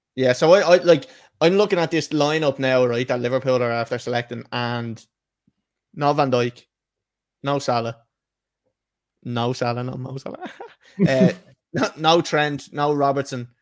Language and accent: English; Ireland